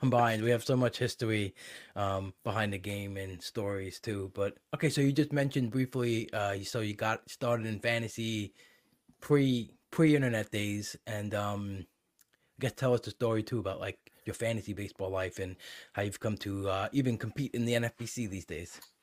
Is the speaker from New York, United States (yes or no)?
yes; New York, United States; growing up in New York